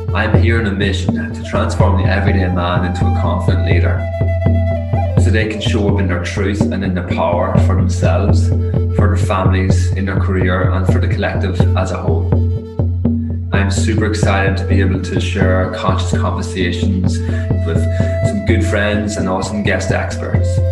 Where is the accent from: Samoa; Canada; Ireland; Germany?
Ireland; I'm Irish